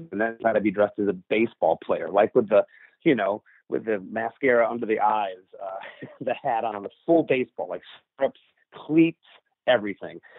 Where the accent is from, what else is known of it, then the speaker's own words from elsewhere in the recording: Livonia, Michigan, United States; born there; I was born in Livonia, Michigan in 1973.